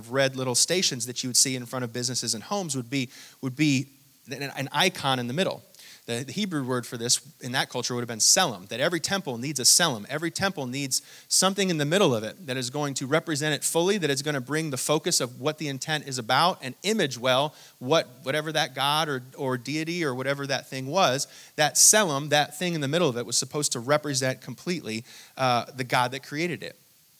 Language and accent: English; Hong Kong; born there; I actually didn't grow up in Hong Kong, but I was born in Hong Kong and I traveled there quite a bit.